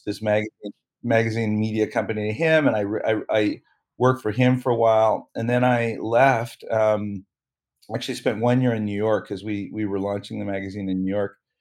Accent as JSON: {"language": "English", "town": "Toronto", "region": "Ontario", "country": "Canada", "tie": "born or raised there", "said": "I grew up in Toronto"}